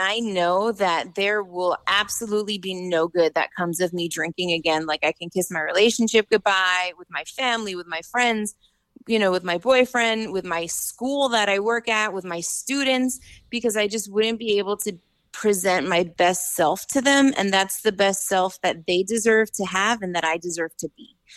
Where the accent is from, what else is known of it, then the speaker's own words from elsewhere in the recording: New York City, New York, United States; I'm from New York City